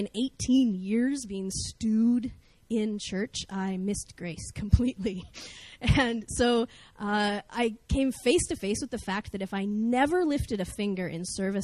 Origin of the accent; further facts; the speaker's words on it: North Idaho, United States; I grew up in North Idaho in America.